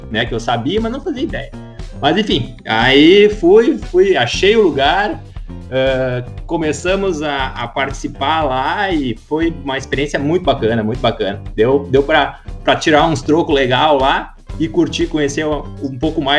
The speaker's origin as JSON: {"language": "Portuguese", "country": "Russia", "said": "Eu não sou Viking, eu sou russo."}